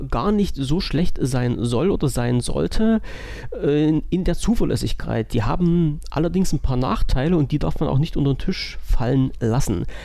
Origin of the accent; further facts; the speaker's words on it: Saxony, Germany; ich bin Sachse, ich darf Itachi sagen.